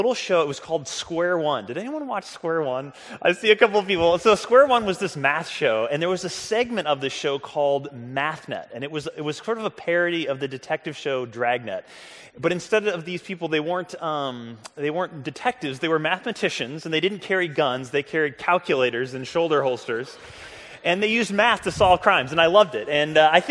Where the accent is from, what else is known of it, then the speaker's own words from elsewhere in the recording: St. Louis, Missouri, United States; the Kirkwood Public Library where I grew up in St. Louis